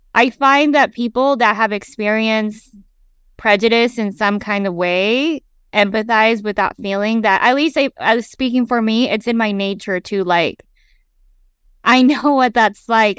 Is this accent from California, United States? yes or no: no; Salt Lake City, Utah, United States; I grew up in Salt Lake City, Utah, it's a predominantly white space